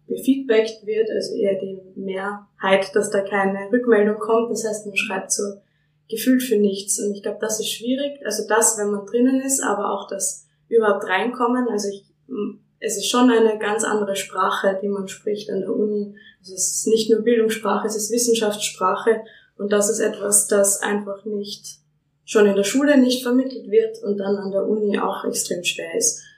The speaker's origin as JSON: {"language": "German", "region": "Lower Austria", "country": "Austria", "said": "ich komme aus der Nähe von Wien, also aus Niederösterreich."}